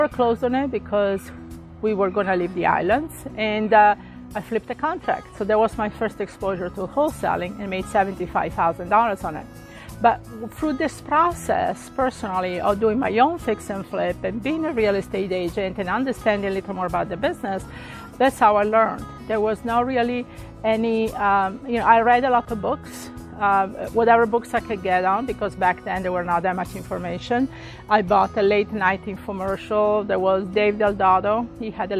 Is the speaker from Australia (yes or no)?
no; Italy; moved away as an adult; also born or lived in Hawaii / Midwest; now in Florida, United States; originally I came from Italy in 1985, and actually I was married to somebody in the army, and we got stationed in Hawaii